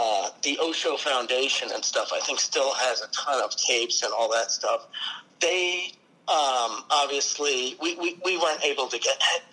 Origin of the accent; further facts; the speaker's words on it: Seattle, Washington, United States; I am from Seattle